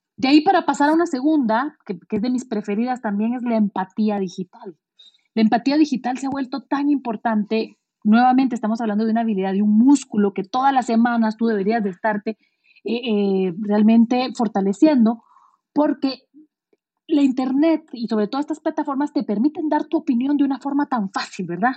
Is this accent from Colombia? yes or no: no; Guatemala; si yo había nacido en Guatemala